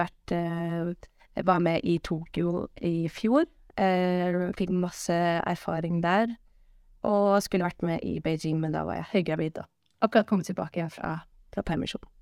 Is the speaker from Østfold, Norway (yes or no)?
no; Bærum, Akershus, Norway; Eh, jeg er fra Bærum